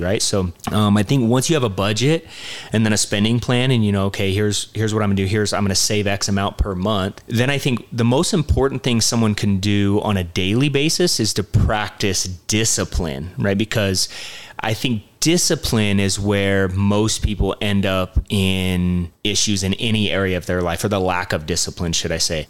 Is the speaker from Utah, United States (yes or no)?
yes; St. George, Utah, United States; growing up in St. George, I moved here when I was 12